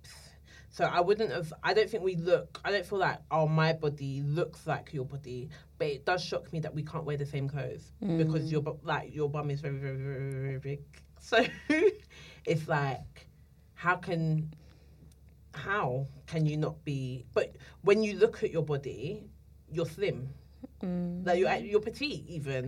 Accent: London, United Kingdom; I'm from Islington

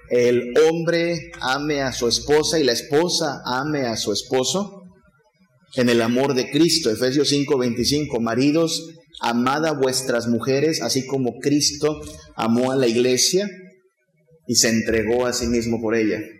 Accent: Tamaulipas, Mexico; Yo vengo de Tamaulipas a estudiar porque creo que Dios quiere que sea pastor.

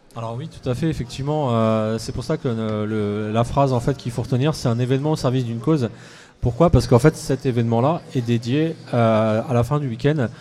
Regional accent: Orléans, Centre-Val de Loire, France; moved away as an adult; also born or lived in Paris; j'ai décidé de revenir sur Orléans, qui est ma ville natale

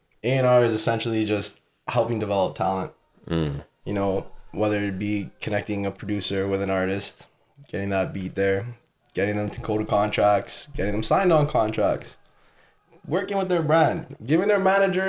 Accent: Vaughan, Ontario, Canada; I'm not even from Toronto. I'm from Woodbridge. I'm from Vaughan. But Woodbridge.

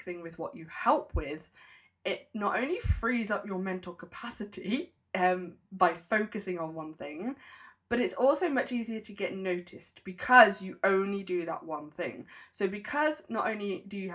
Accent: United Kingdom; I'm a Brit

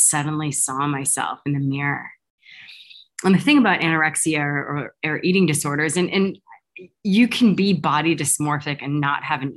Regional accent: United States; I'm American by birth

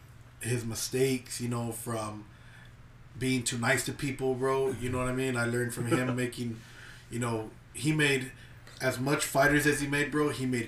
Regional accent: Bakersfield, California, United States; I'm from Bakersfield

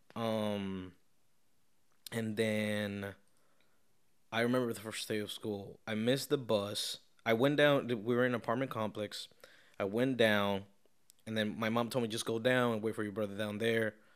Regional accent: Caracas, Capital District, Venezuela; now in Tampa, United States; I am from Caracas, Venezuela.

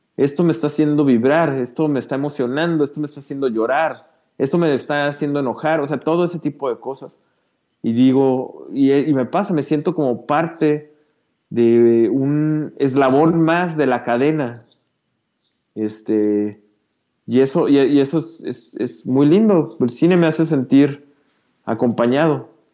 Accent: Mexico; como mexicanas y mexicanos.

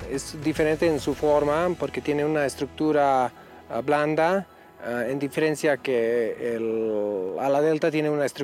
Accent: Croatia; now in Mexico; Soy mm, instructor de parapente, vengo de Croacia y aquí estamos en el hangar 5, en, por Valle de Bravo

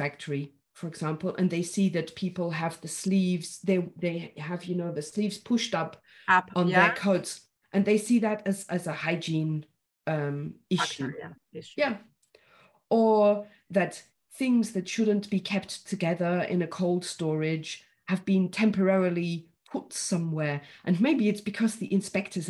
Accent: United Kingdom; me as a Brit

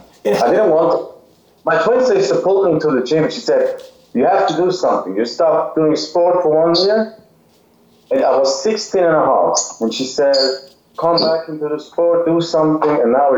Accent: Zurich, Switzerland; English is a second language; Yes, Zurich, Switzerland. It's not the capital, but Zurich is the biggest city in Switzerland.

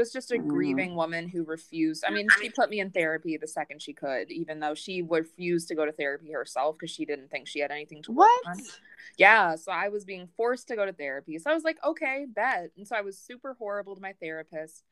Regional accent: Minneapolis, Minnesota, United States; I was born in Minnesota. I grew up in Minneapolis

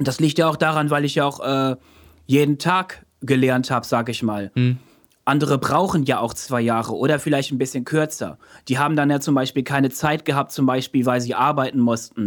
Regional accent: Münster, North Rhine-Westphalia, Germany; moved away as an adult; also born or lived in Osnabrück; now in Emden, Germany; geboren 89 in Osnabrück, in Münster aufgewachsen, nach Osnabrück zurückgezogen, aber jetzt wohnhaft in Emden.

